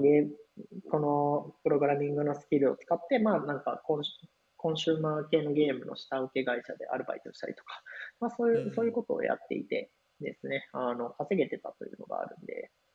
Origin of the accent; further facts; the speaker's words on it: Osaka, Japan; moved away as an adult; also born or lived in Kyoto; now in Tokyo, Japan; 関西僕大阪出身で